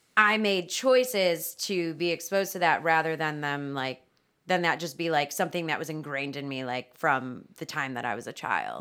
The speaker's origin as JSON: {"language": "English", "town": "Strongsville", "region": "Ohio", "country": "United States", "tie": "born or raised there", "said": "I grew up in Strongsville"}